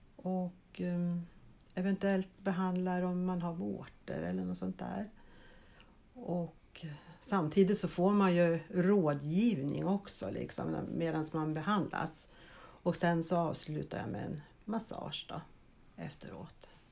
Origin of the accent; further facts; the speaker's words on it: Heby, Uppsala County, Sweden; moved away as an adult; also born or lived in Vaasa, Finland; now in Östervåla, Sweden; jag är född i Finland, i Vasa och uppväxt i Heby. Och 1980 flyttade jag till Östervåla.